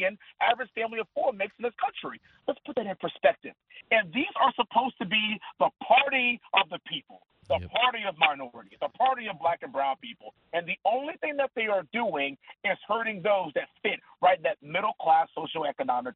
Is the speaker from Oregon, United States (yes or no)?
no; Texas, United States; we're all from Texas